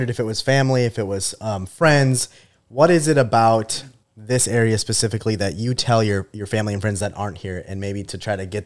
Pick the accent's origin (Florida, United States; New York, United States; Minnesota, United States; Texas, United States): Minnesota, United States; I grew up in Minnesota.